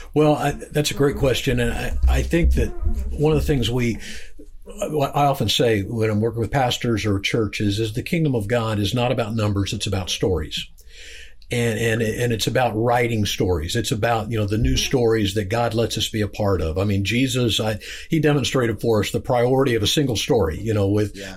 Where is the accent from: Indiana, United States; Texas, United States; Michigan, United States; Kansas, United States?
Kansas, United States; I'm from Kansas.